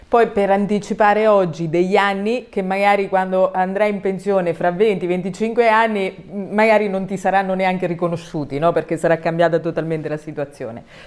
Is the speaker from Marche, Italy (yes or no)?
yes; Tolentino, Marche, Italy; dal mio paese, da Tolentino, in provincia di Macerata